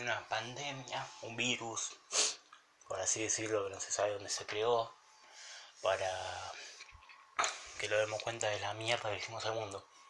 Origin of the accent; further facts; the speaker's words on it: Argentina; en mi país, en Argentina